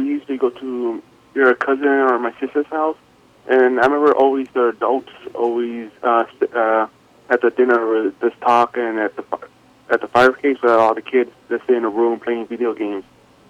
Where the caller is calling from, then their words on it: Santa Ana, California, United States; I'm calling from Santa Ana, Orange County, California.